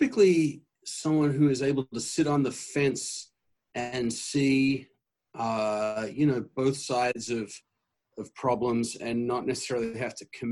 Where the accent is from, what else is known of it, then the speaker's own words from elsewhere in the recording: Australia; moved away as an adult; now in Michigan, United States; You'll hear in my voice a hint of an accent. I come from Australia originally.